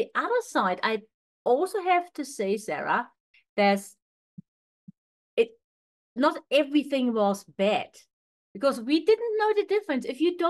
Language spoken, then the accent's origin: English; East Germany, Germany; moved away; growing up in East Germany was like a boot camp.